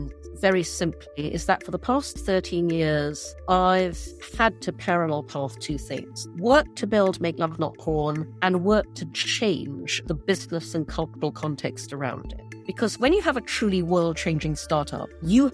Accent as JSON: {"language": "English", "country": "Brunei", "tie": "born or raised there", "also_born_or_lived": "London", "moved": "yes", "lives_now": "New York, United States", "said": "I grew up in Brunei, in Borneo."}